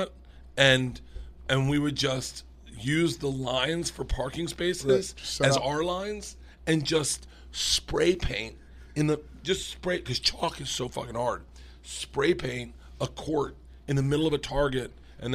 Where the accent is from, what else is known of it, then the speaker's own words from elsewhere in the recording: Florida, United States; I was from Florida